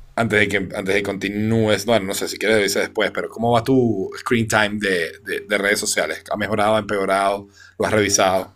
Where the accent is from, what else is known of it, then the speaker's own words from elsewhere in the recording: Venezuela; yo como venezolano